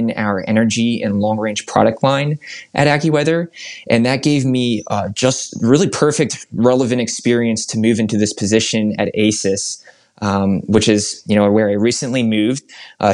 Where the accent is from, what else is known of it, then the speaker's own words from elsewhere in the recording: Philadelphia, Pennsylvania, United States; now in Indianapolis, United States; I was growing up in Philadelphia at the time